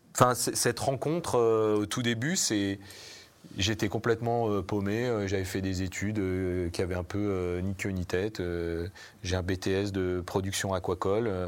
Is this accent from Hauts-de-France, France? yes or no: no; Savoie, Auvergne-Rhône-Alpes, France; je viens pas du tout de, de Paris, je viens de, je viens de Savoie